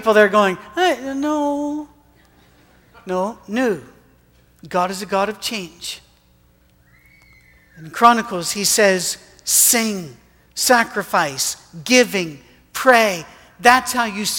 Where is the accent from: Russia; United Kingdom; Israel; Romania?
United Kingdom; Scotland; moved away as an adult; now in Tennessee, United States; as a Scotsman